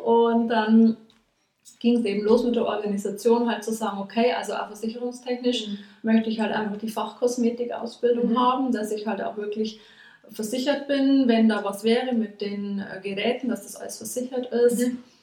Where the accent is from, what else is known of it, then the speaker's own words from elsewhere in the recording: Regensburg, Bavaria, Germany; also born or lived in Nuremberg; hierher nach Regensburg, also in meine alte Heimat zurückgekommen